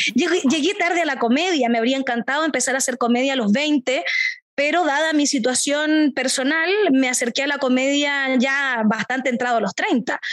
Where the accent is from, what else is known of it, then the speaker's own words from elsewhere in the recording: Temuco, Araucanía, Chile; soy de Temuco, del sur de Chile